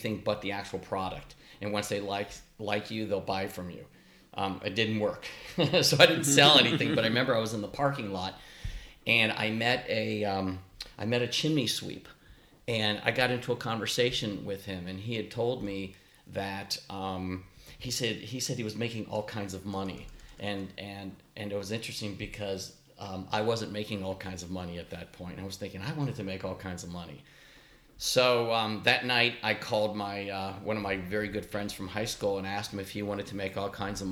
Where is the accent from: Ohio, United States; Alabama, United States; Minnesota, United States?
Ohio, United States; Columbus; I grew up in the Berwick area, a Columbus suburb close to Bexley